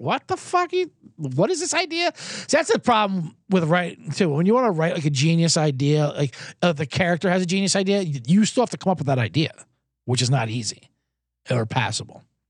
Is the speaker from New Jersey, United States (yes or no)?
yes; New Jersey, United States; I'm from Jersey, I'm half Italian, I grew up with nothing but Italians.